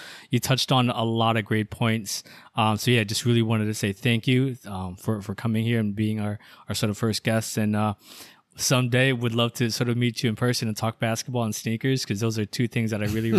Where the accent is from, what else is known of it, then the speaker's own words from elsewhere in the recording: Cleveland, Ohio, United States; I'm from Cleveland, LeBron, Lakers fan.